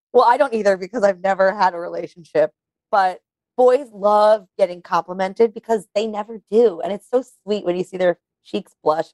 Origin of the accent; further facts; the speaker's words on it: New York, United States; I grew up in New York